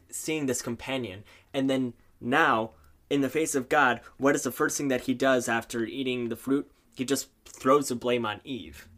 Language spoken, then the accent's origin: English; Neenah, Wisconsin, United States; also born or lived in San Jose, Costa Rica; now in Duluth, United States; I am originally from San Jose, Costa Rica, and then when I was around five years old, My dad w-, was offered a job in the bustling metropolis of Neenah, Wisconsin